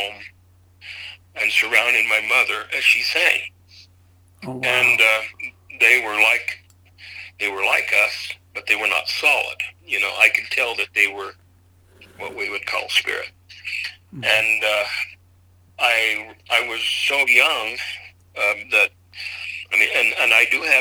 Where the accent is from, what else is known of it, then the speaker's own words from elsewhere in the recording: Idaho, United States; I was raised in Idaho.